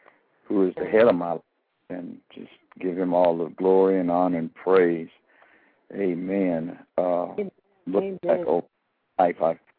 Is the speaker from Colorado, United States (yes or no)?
yes; Colorado Springs, Colorado, United States; also born or lived in Texas; I'm from Texas originally, but I was raised in Colorado Springs.